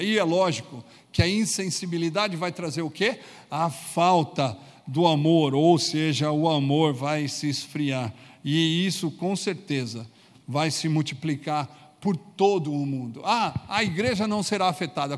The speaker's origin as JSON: {"language": "Portuguese", "country": "Brazil", "said": "como brasileiros"}